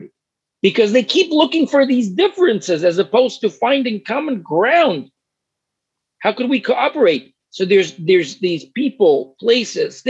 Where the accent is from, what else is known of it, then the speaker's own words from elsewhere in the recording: Ukraine; first language Russian; English is a second language; moved away as an adult; also born or lived in New York; now in United States; when I was growing up in Ukraine, I was 19 when I left. I was 19. I left after 2 years of college in Ukraine. And I went to New York.